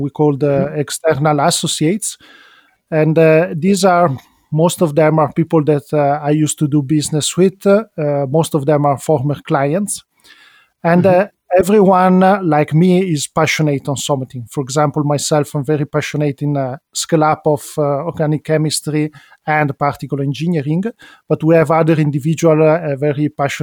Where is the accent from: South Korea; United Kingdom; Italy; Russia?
Italy; Milan, Lombardy; also born or lived in Venice; I'm an Italian citizen, as I was born in Venice, grew up in Milano